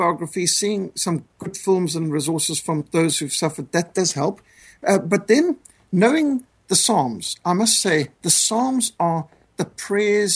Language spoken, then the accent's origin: English; Zimbabwe; moved away; also born or lived in South Africa; I was brought up in Rhodesia, what today is communist Zimbabwe